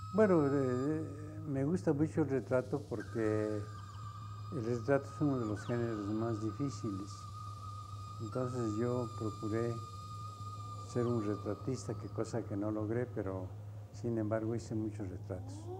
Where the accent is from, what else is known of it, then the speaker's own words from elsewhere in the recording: Mexico; Soy de origen japonés, pero soy mexicano